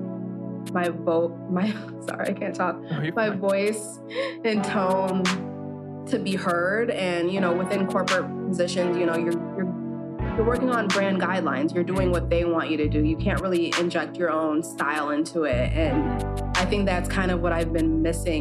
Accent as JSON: {"language": "English", "town": "Waukegan", "region": "Illinois", "country": "United States", "tie": "born or raised there", "moved": "yes", "lives_now": "New York City, United States", "said": "growing up in Waukegan, it's the complete opposite of my life now."}